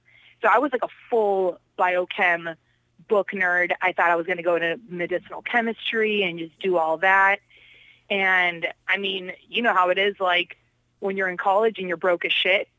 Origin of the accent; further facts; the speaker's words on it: Poland; also born or lived in Chicago; Like I said, like, I am from Poland, so obviously Polacks, we love to drink, right? yeah, there's no, like, no surprise there. And I always tell people, I'm like, yeah, I'm so original. Born in Poland, moved to Chicago, because that's where we all flock to.